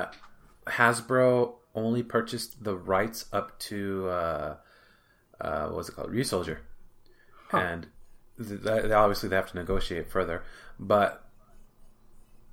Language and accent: English; United States; moved away as an adult; now in Japan; as an American